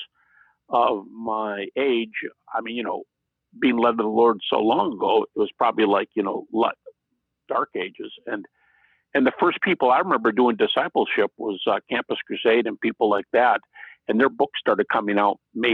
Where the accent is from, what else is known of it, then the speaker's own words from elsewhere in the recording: Detroit, Michigan, United States; moved away as an adult; now in Virginia, United States; I live in Virginia today because I teach at Liberty University, but I'm from Detroit originally, and born and raised there